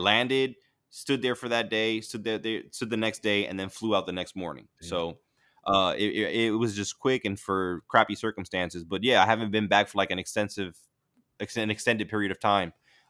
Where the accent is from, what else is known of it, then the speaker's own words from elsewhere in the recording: The Bronx, New York, United States; accent: half Florida, half New York; Because they don't believe that I'm from the Bronx. You know what I'm saying? Like, I tell them I have this, like, half Florida, half, you know, New York accent where I sound like a suburban dad now.